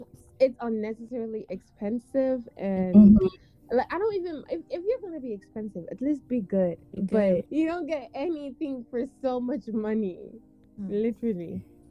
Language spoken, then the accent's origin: English; Gambia; now in United States; I grew up in Gambia. So, being in Gambia is just like, basically just being home, back home for me.